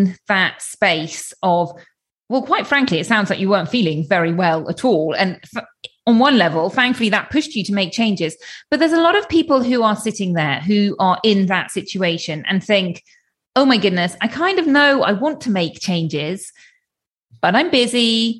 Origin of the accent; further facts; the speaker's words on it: United Kingdom; which is, you know, as a British person, blue skies are always going to be a treat.